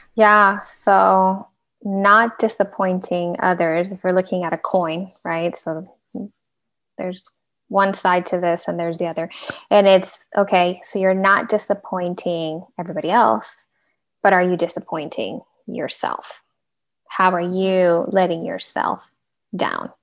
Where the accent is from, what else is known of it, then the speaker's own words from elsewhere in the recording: Venezuela; now in United States; I'm a immigrant as well, so I'm originally from Venezuela